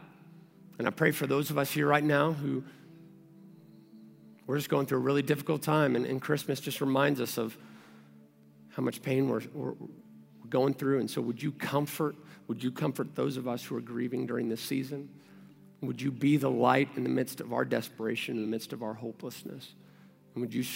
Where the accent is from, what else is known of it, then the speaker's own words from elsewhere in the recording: Kentucky, United States; moved away; also born or lived in Texas; I moved here from Texas and I'm originally from Kentucky.